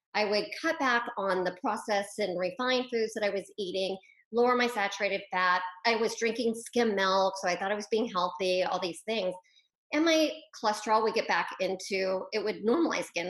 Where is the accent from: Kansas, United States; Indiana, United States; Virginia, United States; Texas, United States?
Kansas, United States; Wichita; I'm actually a Midwestern girl by heart. So I grew up in Wichita, Kansas.